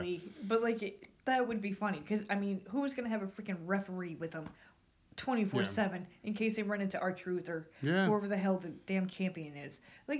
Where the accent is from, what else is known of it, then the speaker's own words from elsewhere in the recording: Albany, New York, United States; I'm from Albany.